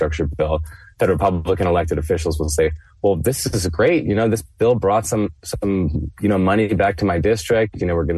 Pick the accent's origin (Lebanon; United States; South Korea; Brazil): United States; Florida; moved away; I'm from Florida originally, and people from Florida pride themselves on being quite resilient to hurricanes